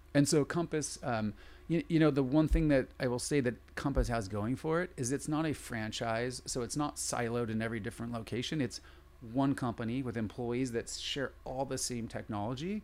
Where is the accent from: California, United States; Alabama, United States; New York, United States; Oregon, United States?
California, United States; San Diego; I grew up in San Diego